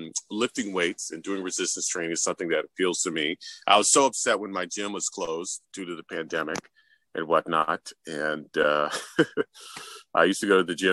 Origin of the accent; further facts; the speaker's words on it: New York City, New York, United States; My parents are actually immigrants from Haiti, and I was born and raised in New York City, so they had me here